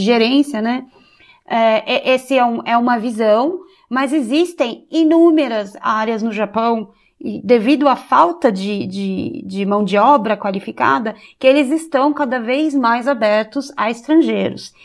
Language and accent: Portuguese; Brazil; moved away as an adult; also born or lived in Kyoto, Japan; now in Japan; ser brasileira